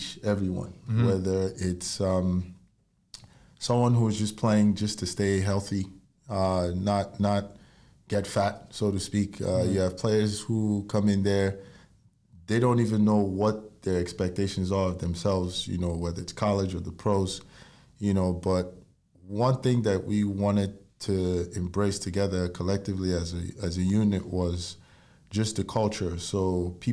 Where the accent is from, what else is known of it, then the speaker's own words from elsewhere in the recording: Nigeria; moved away as an adult; now in United States; I was born and raised in Nigeria, and I moved to the U.S.